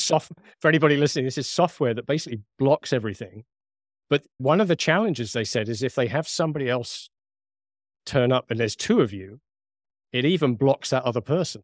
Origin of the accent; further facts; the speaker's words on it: United Kingdom; accent: British; my British accent